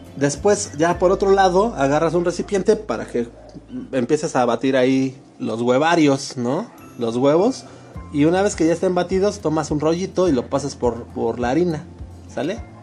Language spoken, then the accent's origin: Spanish; Mexico; como mexicano que soy, con, con a mucho orgullo